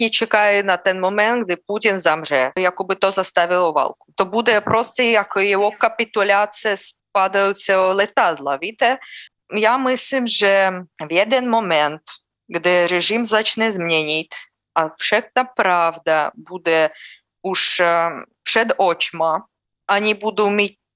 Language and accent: Czech; Russia; Czech is a second language; moved away; Já nemůžu udělat nic s tím, že já jsem narodila v Rusku.